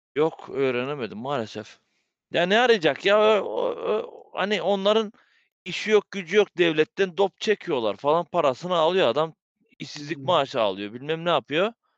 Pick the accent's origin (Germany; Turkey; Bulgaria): Bulgaria; also born or lived in Belgium; biz Bulgaristanlıyız